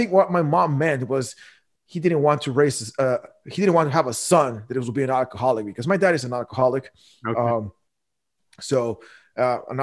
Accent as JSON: {"language": "English", "country": "Guatemala", "tie": "born or raised there", "moved": "as an adult", "lives_now": "United States", "said": "I was born and raised in Guatemala."}